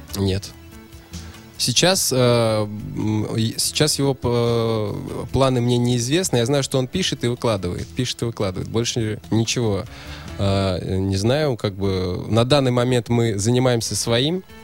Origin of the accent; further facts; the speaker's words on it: Bashkortostan, Russia; moved away as an adult; now in Saint Petersburg, Russia; сам я приехал в прошлом году из Башкирии, угу. с родины